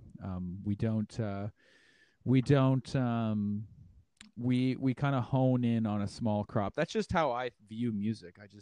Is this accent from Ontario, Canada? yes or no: yes; Dundas, Ontario, Canada; now in Hamilton, Canada; … and I grew up in Dundas. We were born in Dundas